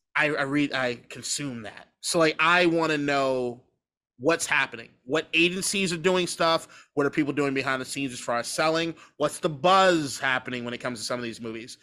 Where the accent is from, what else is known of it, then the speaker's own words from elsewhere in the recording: Washington, District of Columbia, United States; I'm from Washington, D C, born and raised